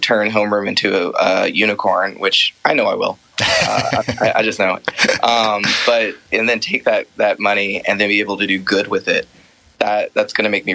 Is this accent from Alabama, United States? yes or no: no; Columbus, Ohio, United States; moved away as an adult; now in Emeryville, United States; I ended up moving from Columbus, my hometown, to San Francisco in February of last year with my husband